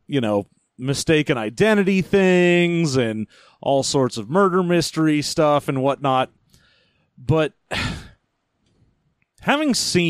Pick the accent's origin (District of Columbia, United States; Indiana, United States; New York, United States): New York, United States; Utica; Ah, yes. Well, I'm from Utica.